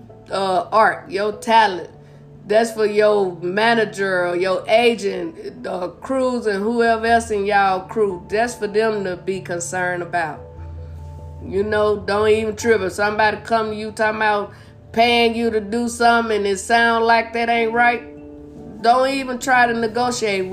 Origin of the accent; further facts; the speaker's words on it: Blytheville, Arkansas, United States; moved away; also born or lived in St. Louis / California / Las Vegas; Well, I was born and raised in Arkansas. I'm originally from Blytheville, Arkansas.